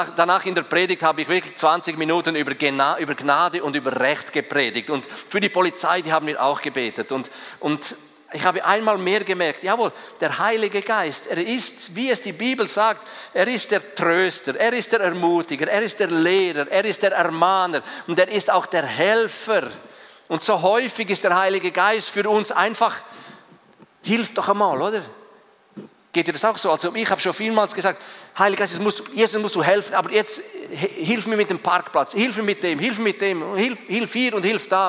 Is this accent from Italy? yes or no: no; Switzerland; als Schweizer